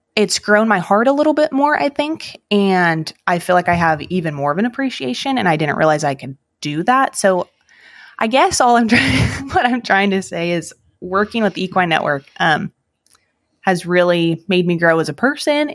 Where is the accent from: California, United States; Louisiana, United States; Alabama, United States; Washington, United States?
California, United States; Salinas; now in Missouri, United States; I was born and raised in Salinas, California